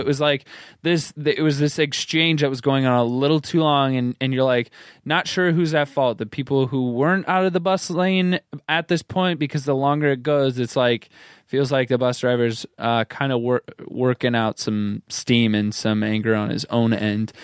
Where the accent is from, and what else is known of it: United States